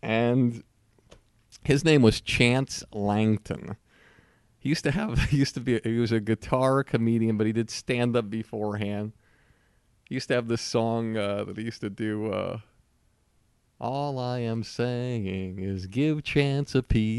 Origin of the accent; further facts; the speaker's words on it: New England, United States; And I'm from New England. Our motto is, "Shut up."